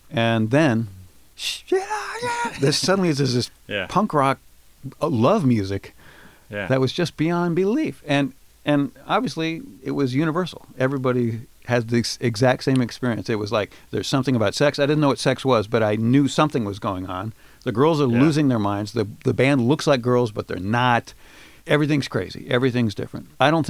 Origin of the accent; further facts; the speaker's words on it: Baton Rouge, Louisiana, United States; born there; Thank you for assuming I grew up. I appreciate that. I was born in Baton Rouge, Louisiana.